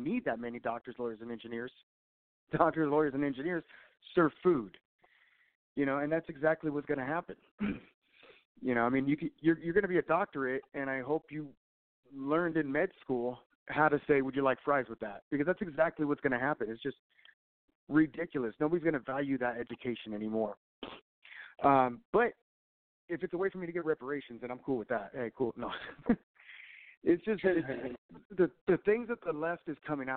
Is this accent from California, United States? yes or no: yes; Southern California, United States; moved away; I'm from Southern California myself. I'll go back to visit, but I definitely don't want to live there anymore